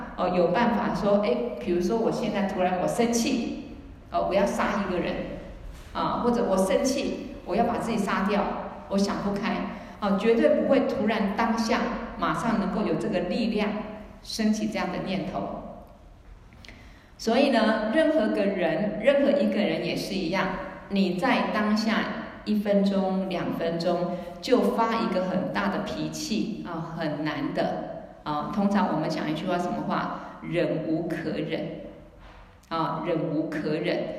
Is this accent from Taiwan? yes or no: no; China; 但是我们中国人通常哈，嗯，比较很多事情不好意思讲。